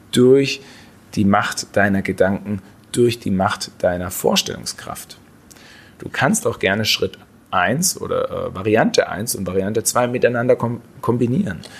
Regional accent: Baden-Württemberg, Germany; Ich komme aus dem Schwarzwald, da ist das teilweise etwas leichter.

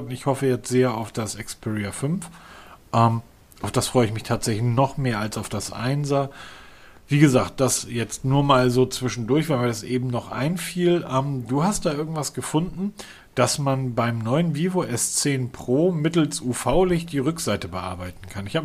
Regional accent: Northern Germany, Germany; Wenn ich als Norddeutscher mich an eine Hecke stelle und dahin pinkel, hat das mehr Druck als diese Powerbank.

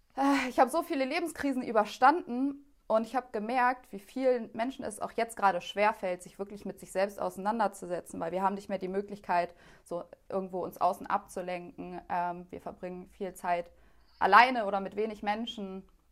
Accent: Germany; weil ich bin als Einzige so in Deutschland aufgewachsen, so abgeschottet von dem Rest.

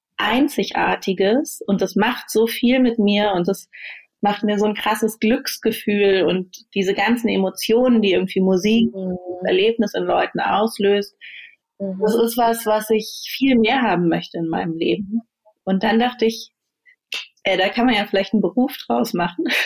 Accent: Berlin, Germany; ans Schulsystem in Deutschland, auch in Berlin, an die Schulen zurückdenke, auf denen ich war

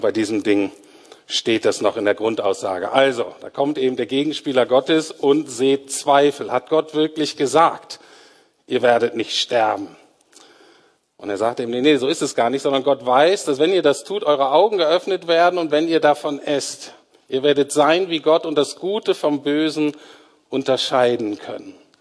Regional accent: Germany; wir Deutsche

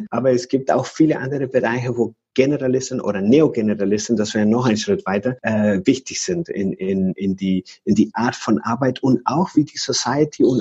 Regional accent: Venezuela; German is a second language; Und ich komme aus Venezuela

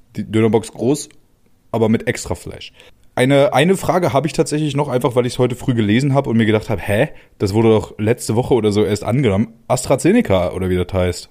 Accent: Germany; now in Kreis Kleve, Germany; Da, wo ich herkomme, äh, die wenigsten werden es wissen, Digga, aus dem Harz

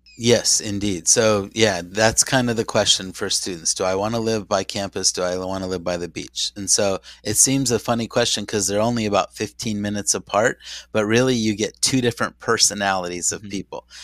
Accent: San Diego, California, United States; I was raised in San Diego as a baseball Padre fan

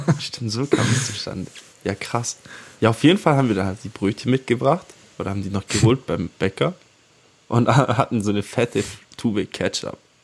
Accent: Swabia, Baden-Württemberg, Germany; … und ich, wir sind ja hier beide im Schwarmländle aufgewachsen

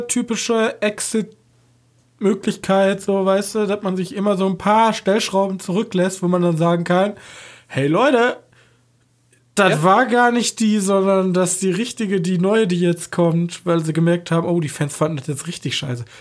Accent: German–Dutch border area, Germany; als Deutscher von der Grenze, ich komm, wir kommen ja von der Grenze

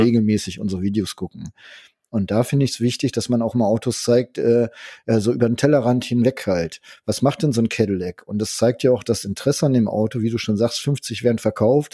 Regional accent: Germany; ich bin Deutscher

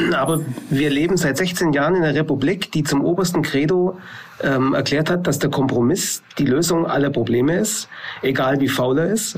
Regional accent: Allgäu, Baden-Württemberg, Germany; hier bei uns im Allgäu

